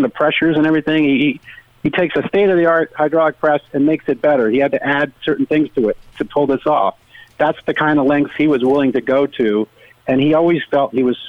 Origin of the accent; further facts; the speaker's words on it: Rhode Island, United States; now in Connecticut, United States; I live in Connecticut now, but I grew up in Rhode Island